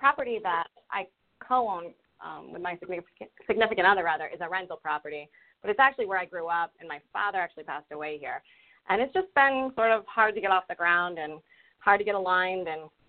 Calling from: Rhode Island, United States; I'm calling from Rhode Island.

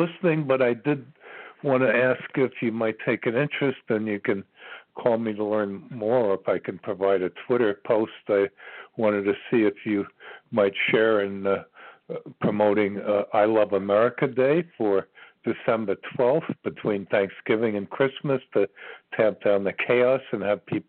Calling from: Ashland, Virginia, United States; I'm calling from Ashland, Virginia.

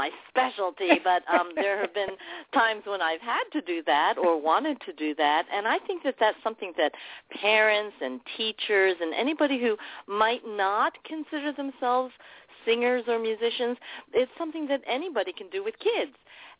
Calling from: New York, United States; And we're from Long Island. We're calling in from Long Island.

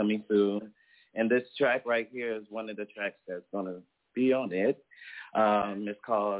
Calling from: Atlanta, Georgia, United States; Calling from Atlanta.

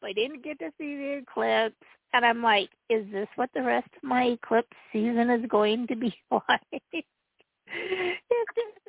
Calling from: Utah, United States; This is … from Utah.

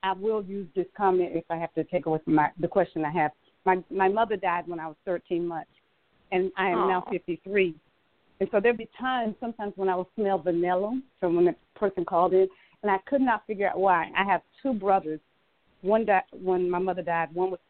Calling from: Atlanta, Georgia, United States; I'm calling from Atlanta, Georgia.

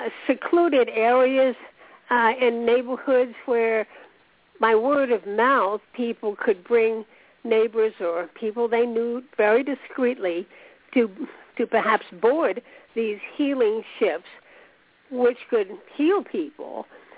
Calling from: Florida, United States; I'm … from Florida.

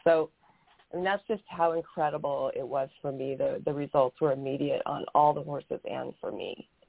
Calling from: Camp Verde, Arizona, United States; I'm coming from Camp Verde, Arizona, which is just south of Sedona.

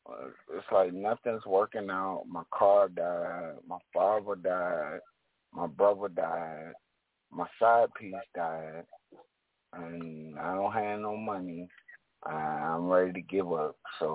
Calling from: South Carolina, United States; This is … from South Carolina.

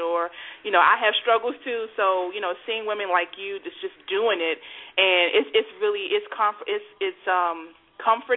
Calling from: Clayton, North Carolina, United States; I'm calling from Clayton, North Carolina.

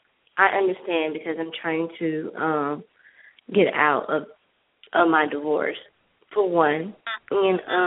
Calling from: Georgia, United States

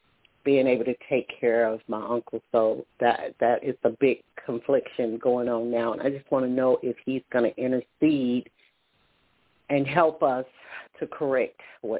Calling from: Alabama, United States; I'm calling from Alabama.

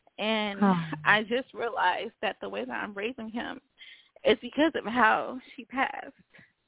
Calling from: Los Angeles, California, United States; I'm calling from Los Angeles.

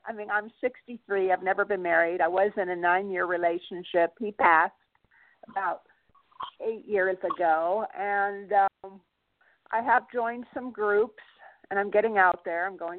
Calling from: California, United States; Oh, hi, Phyllis. This is … from California.

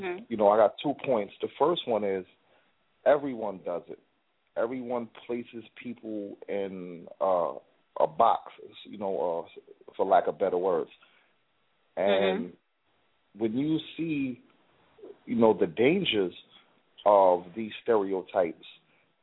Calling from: New York City, New York, United States; I'm calling from the Bronx, New York

